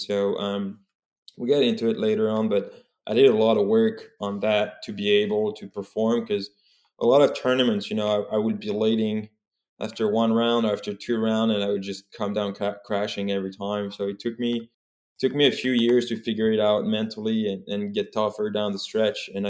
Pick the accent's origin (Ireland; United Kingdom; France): France; Remiremont, Grand Est; English is a second language; moved away as an adult; also born or lived in Bowling Green, Ohio, United States; now in United States; When I left France to go to the US, I was 19